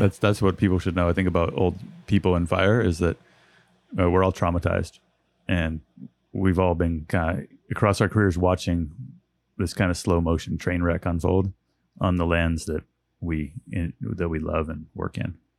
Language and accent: English; Westwood, California, United States; moved away as an adult; also born or lived in Oakland, California; now in Chico, United States; I was born in Oakland, California. And then, uh, my parents moved up to Northeastern California when I was about five